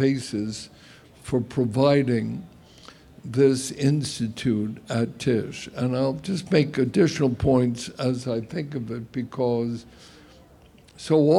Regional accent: New York City, New York, United States; I certainly am indebted to Brooklyn

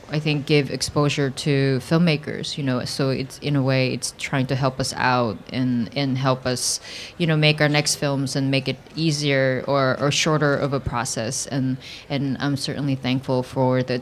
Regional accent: South Korea; now in United States; my childhood of growing up in Korea

